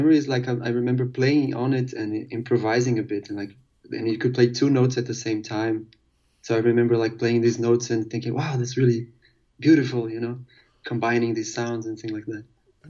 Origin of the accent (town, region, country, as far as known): Porto, Norte, Portugal